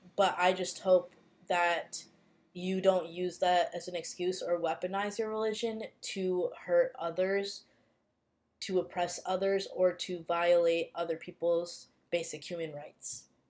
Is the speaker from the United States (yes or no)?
yes; United States; growing up in the United States, growing up in a predominantly white area